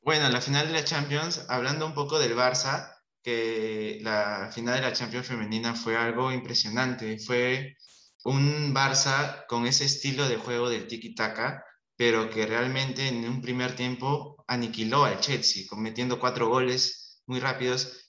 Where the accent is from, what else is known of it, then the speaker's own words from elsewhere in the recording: Peru; como peruano